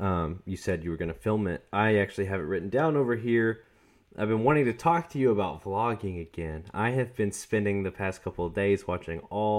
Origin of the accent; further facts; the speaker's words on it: the South, United States; We're from the South. There are definitely people that use willy nilly and nitty and gritty.